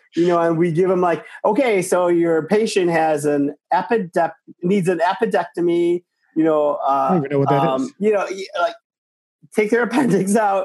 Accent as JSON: {"language": "English", "town": "Chicago", "region": "Illinois", "country": "United States", "said": "I'm from Chicago"}